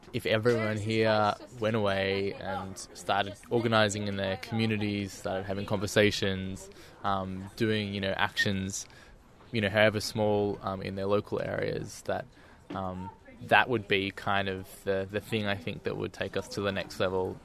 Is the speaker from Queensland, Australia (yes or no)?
no; Melbourne, Victoria, Australia; I'm from Melbourne